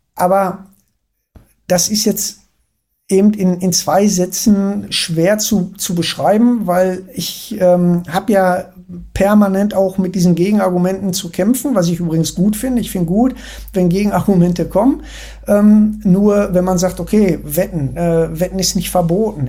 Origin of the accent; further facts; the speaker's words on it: Ruhr area, North Rhine-Westphalia, Germany; ich komme ja aus dem Ruhrgebiet